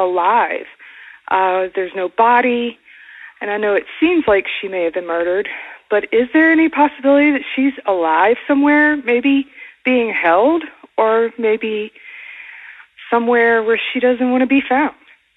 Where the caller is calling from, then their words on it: Acworth, Georgia, United States; I'm calling from Ackworth, Georgia.